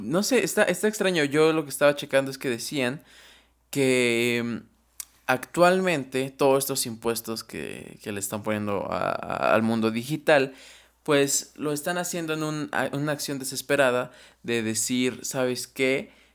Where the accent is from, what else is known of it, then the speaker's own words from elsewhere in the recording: Mexico; como mexicanos, como ciudadanos